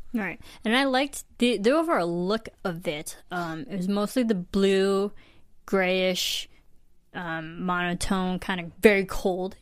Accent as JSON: {"language": "English", "region": "Midwest", "country": "United States", "said": "I come from the Midwest"}